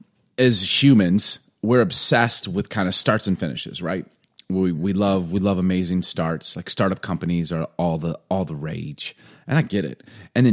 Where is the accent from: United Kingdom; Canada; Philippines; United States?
United States; Chicago, Illinois; now in Seattle, United States; I mean, I know what to do. I'm from